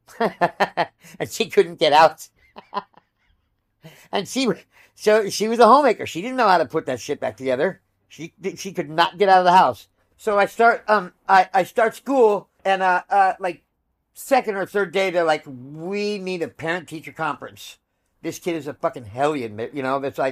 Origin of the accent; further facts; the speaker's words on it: El Cajon, California, United States; also born or lived in La Mesa, California; I was born in La Mesa, California